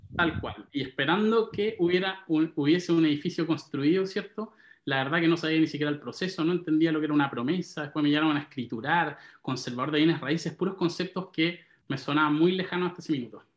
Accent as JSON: {"language": "Spanish", "town": "Santiago", "region": "Santiago Metropolitan Region", "country": "Chile", "tie": "born or raised there", "said": "Me crié en Santiago, en La Reina. Pasé toda mi adolescencia, mi niñez en La Reina"}